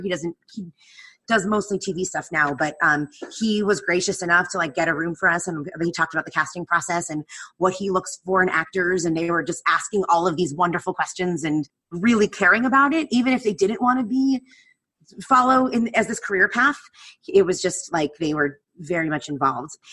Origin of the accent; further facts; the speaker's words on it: New Jersey, United States; moved away; I grew up in New Jersey. I grew up an hour outside of New York.